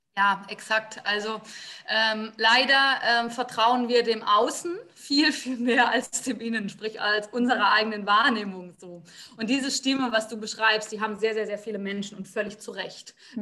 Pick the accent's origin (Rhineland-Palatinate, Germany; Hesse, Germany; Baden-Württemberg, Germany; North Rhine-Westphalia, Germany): Rhineland-Palatinate, Germany; Ich bin in der Pfalz aufgewachsen und lebe auch jetzt noch ähm